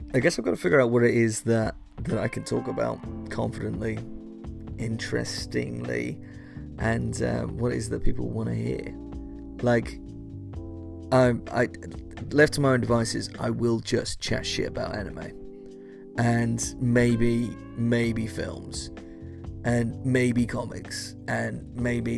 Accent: United Kingdom; I come from a sleepy town called Flick. It's less swish and flick and more we have a Tesco's and a train station

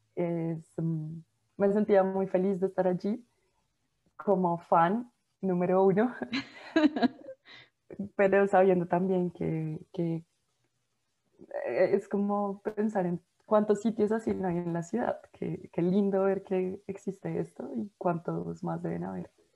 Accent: Bogotá, Colombia; uno como bogotano o como colombiano

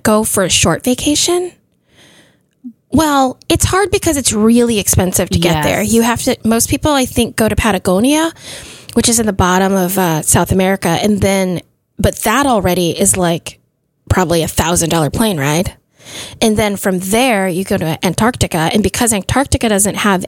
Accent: Philippines; I'm Filipino

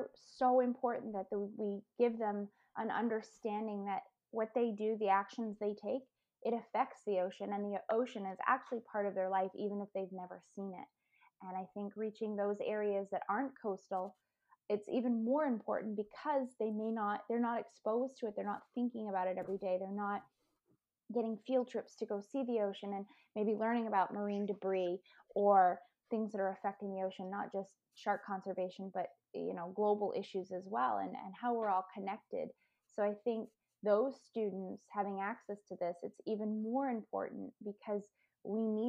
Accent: Maine, United States; I grew up in Maine and we didn't live right near the water, but we could drive to it

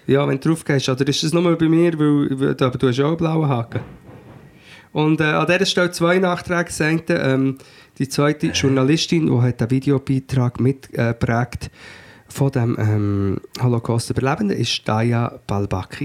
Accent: Portugal; now in Switzerland; ich bin ja in Portugal aufgewachsen und bin dann erst in den 90er, erst in den 90er, wie das dann, zurück in die Schweiz gekommen

